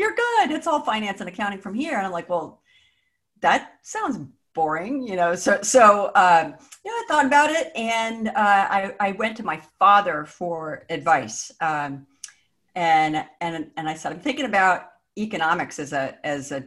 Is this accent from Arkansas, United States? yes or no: no; Northern Virginia, United States; I grew up in the Northern Virginia area, so Mason was kind of my backyard.